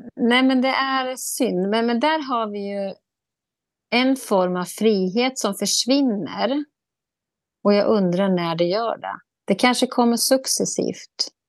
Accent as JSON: {"language": "Swedish", "country": "Sweden", "said": "vi svenskar"}